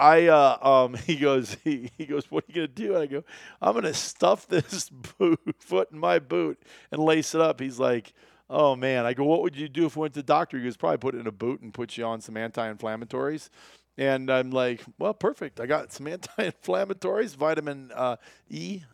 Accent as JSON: {"language": "English", "region": "Iowa", "country": "United States", "tie": "born or raised there", "said": "I grew up in Iowa"}